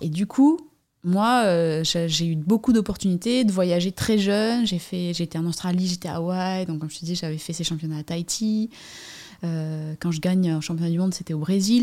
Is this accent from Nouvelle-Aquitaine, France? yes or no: yes; Anglet, Nouvelle-Aquitaine, France; J'habite, euh, Anglette, sur la côte basque, euh, endroit où j'ai grandi aussi